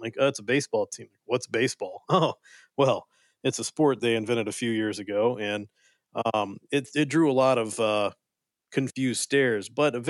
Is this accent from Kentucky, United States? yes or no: yes; Kentucky, United States; Yeah, when I was a young man growing up in South Central Kentucky, out in the middle of nowhere